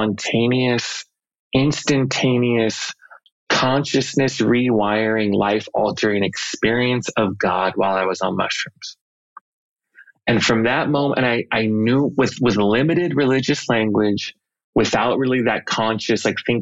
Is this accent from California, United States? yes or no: yes; Los Angeles, California, United States; I grew up in the Los Angeles area